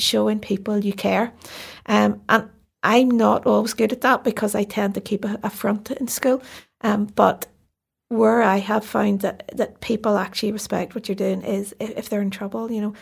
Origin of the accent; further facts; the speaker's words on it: Belfast, Northern Ireland, United Kingdom; I grew up in North Belfast